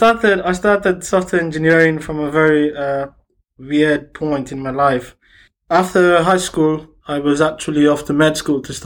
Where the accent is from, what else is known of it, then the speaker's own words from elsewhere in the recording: Nigeria; I'm a software engineer originally from Nigeria.